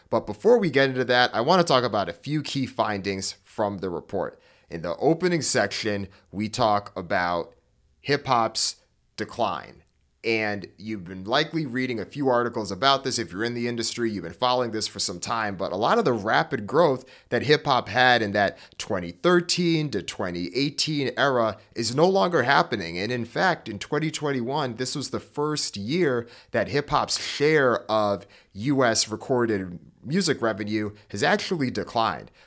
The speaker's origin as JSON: {"language": "English", "town": "Hartford", "region": "Connecticut", "country": "United States", "tie": "born or raised there", "said": "I grew up in Hartford, Connecticut"}